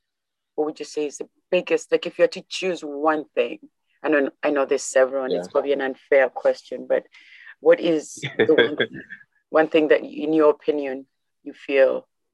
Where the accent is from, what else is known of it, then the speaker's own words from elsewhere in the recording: Kenya; now in Canada; back home, I know growing up in Kenya